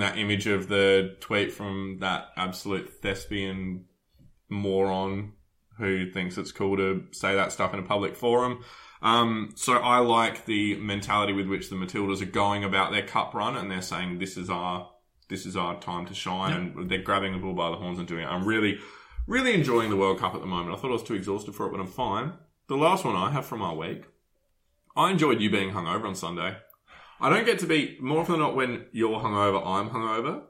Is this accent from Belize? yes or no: no; Adelaide, South Australia, Australia; now in Melbourne, Australia; I'm from Adelaide